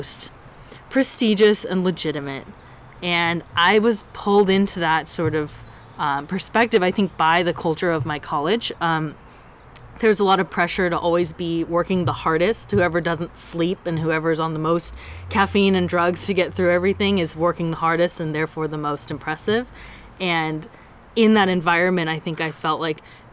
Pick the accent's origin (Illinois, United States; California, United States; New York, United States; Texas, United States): California, United States; San Diego; I grew up in San Diego, California, my whole life